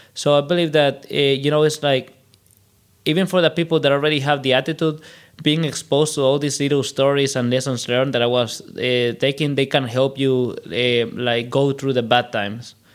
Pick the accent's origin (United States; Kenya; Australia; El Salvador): El Salvador; moved away as an adult; now in Germany; a good thing about growing up in El Salvador is that I lived like almost the whole history of the internet compact in less years, right? Because I I, I lived through the '90s in El Salvador